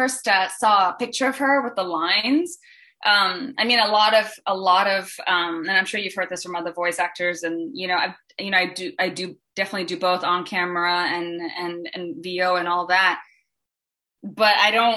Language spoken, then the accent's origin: English; Singapore; moved away; I'm from Singapore originally